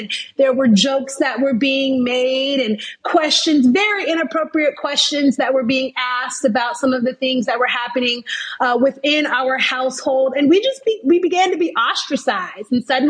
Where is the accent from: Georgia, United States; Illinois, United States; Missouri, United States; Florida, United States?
Missouri, United States; St. Louis; born there; So I was born in St. Louis, Missouri, to a very privileged and loving family.